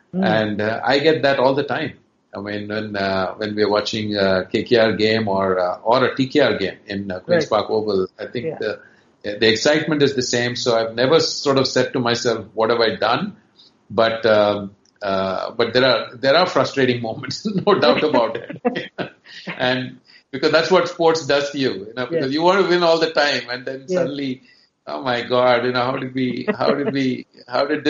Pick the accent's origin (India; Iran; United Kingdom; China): India; Chennai, Tamil Nadu; moved away; also born or lived in Karnataka; although I'm from Karnataka originally, I actually grew up in Chennai